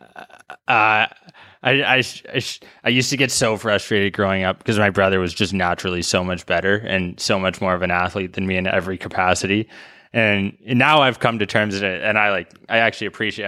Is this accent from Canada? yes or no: yes; White Rock, British Columbia, Canada; now in Toronto, Canada; my hometown, White Rock, South Surrey.